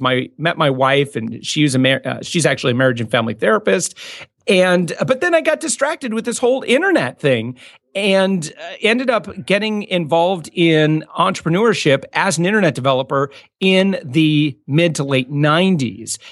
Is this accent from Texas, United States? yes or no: no; West Michigan, United States; moved away as an adult; I'm from West Michigan